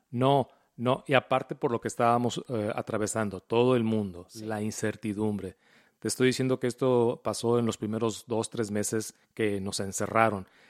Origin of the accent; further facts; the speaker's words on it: Mexico; moved away; como mexicanos, automáticamente uno juega fútbol, soccer.